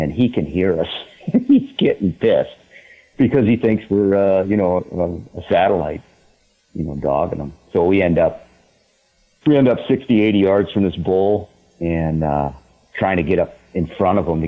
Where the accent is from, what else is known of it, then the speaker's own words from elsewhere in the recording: New England, United States; accent: New England; now in northern Idaho, United States; they can hear the New England accent. Yeah, I'm from the East Coast, but I've been up in northern Idaho since, the early 90s